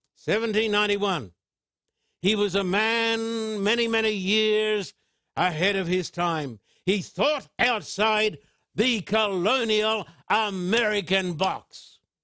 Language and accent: English; United Kingdom; as a British citizen